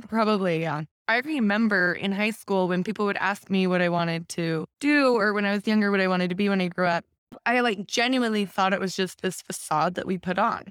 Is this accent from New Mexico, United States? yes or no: no; Taylorsville, Utah, United States; I grew up in Taylorsville.